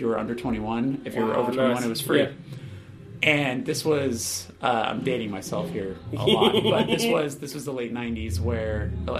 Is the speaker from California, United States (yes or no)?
yes; Burbank, California, United States; also born or lived in Glendale, California; I grew up in Burbank, California, which is L.A.